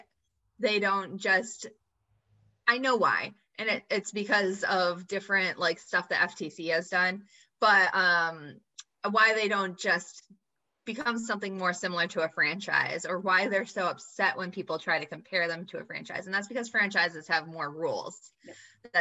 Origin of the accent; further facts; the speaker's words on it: United States; I grew up in the United States of America, where we are super focused on what we look like